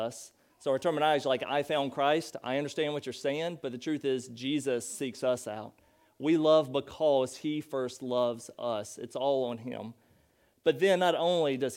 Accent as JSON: {"language": "English", "region": "North Carolina", "country": "United States", "moved": "yes", "lives_now": "Chicago, United States", "said": "I'm from North Carolina"}